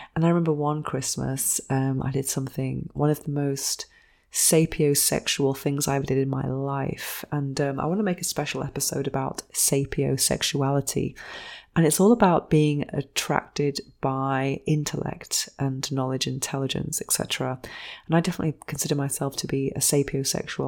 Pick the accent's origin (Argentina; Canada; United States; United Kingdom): United Kingdom; England; 'cause I'm English